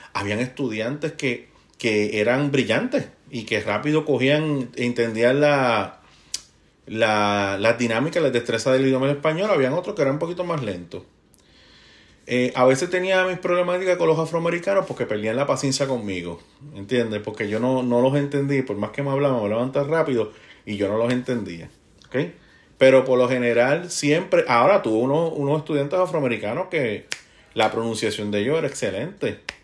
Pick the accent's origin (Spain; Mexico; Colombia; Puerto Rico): Puerto Rico; moved away as an adult; now in United States; yo soy el latino puertorriqueño que ando aquí